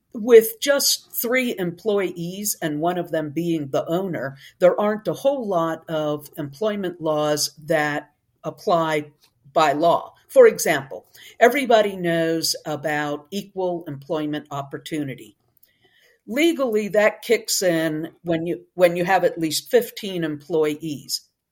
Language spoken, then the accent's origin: English; Northeast, United States; moved away; also born or lived in Tennessee / Texas; originally, I'm from the Northeast, but I migrated south away from the really cold, long winters.